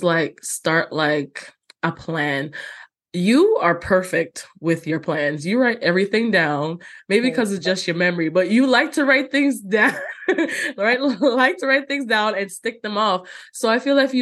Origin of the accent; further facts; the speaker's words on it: Jamaica; growing up in Jamaica, we had like a green book with all the hymns